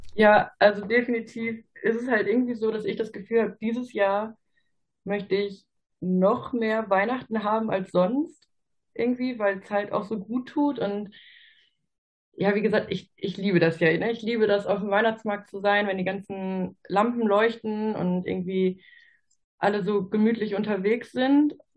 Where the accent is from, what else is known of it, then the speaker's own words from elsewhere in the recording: Ruhr area, North Rhine-Westphalia, Germany; ich bin 26 Jahre alt und komme aus dem Ruhrgebiet.